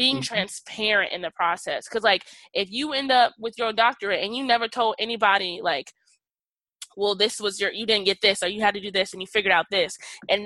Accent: Texas, United States; now in Iowa, United States; I was raised in the Deep South, Texas

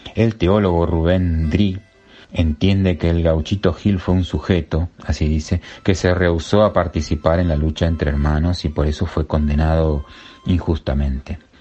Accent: Argentina; nos avergüenza como argentinos y argentinas

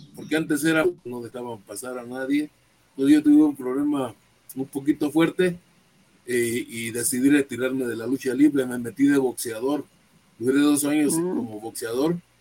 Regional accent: Ciudad Juárez, Chihuahua, Mexico; moved away; Yo nací en Ciudad Juárez en el año de 1952

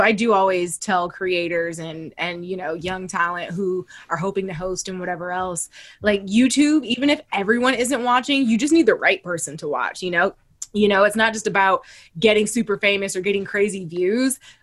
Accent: Toledo, Ohio, United States; moved away; I'm from Ohio. Like I'm from Toledo

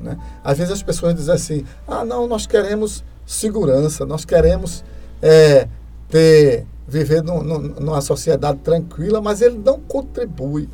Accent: Carpina, Pernambuco, Brazil; eu nasci aqui em Carpina, nasci em Carpina em 1966, né? É, vou fazer 56 anos, né? E a gente fui criado aqui

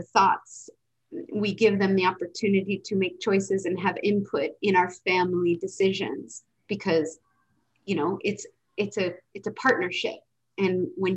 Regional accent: United States; also born or lived in West Coast / East Coast; I was raised in America with the standard American diet

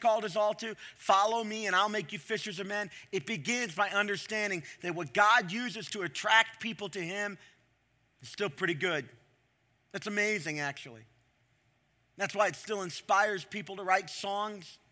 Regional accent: Ohio, United States; I'm from Ohio.

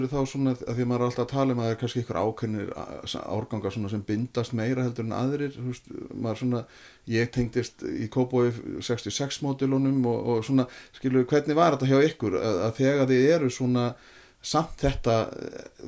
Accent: Kópavogur, Capital Region, Iceland; já, ég ólst upp í skiptistöðin í Kópavogi

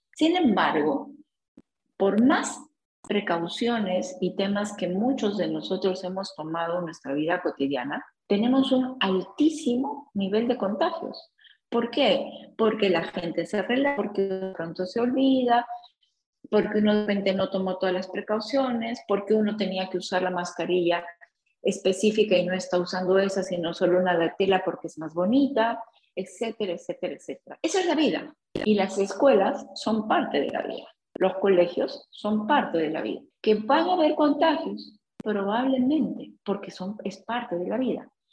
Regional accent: Peru; nosotros como peruanos

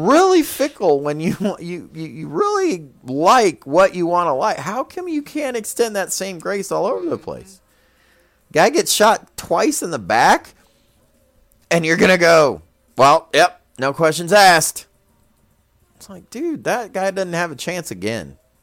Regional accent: United States; as an American

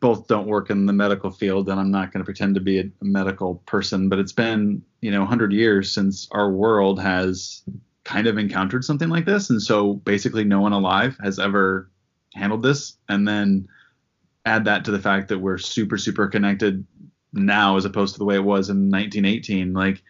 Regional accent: Iowa, United States; also born or lived in New York City; He grew up in Montana, I grew up in Iowa. We both ended up in New York City. He's still there. I'm back in Iowa.

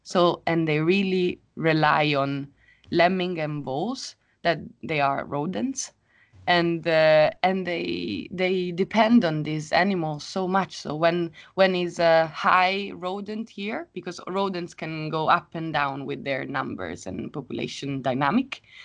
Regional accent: Rome, Lazio, Italy; moved away as an adult; now in Sweden; I come from Rome. And now I live in Sweden.

